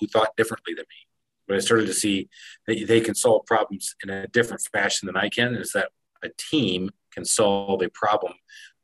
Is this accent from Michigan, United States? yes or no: yes; Michigan, United States; Growing up in Michigan